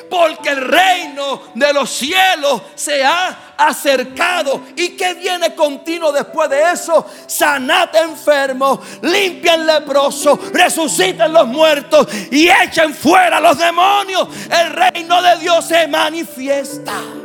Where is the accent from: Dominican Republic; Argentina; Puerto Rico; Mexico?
Puerto Rico; soy puertorriqueño de la calvita esta que está aquí hasta la planta de los pies